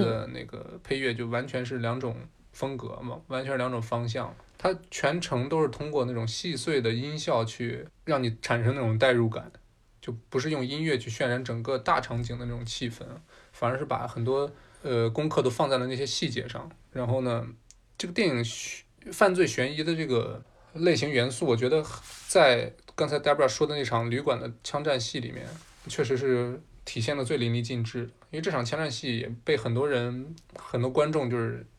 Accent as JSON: {"language": "Chinese", "country": "China", "said": "身为中国人，咱们这个年纪二十多岁"}